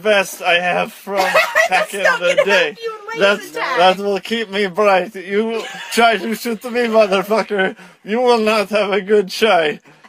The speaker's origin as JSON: {"language": "English", "country": "Russia", "second_language": "English", "said": "I'm from Russia as well."}